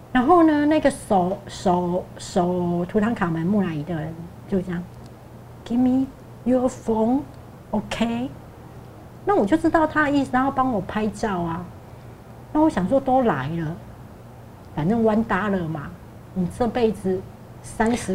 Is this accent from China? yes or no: no; Taiwan; 我们台湾人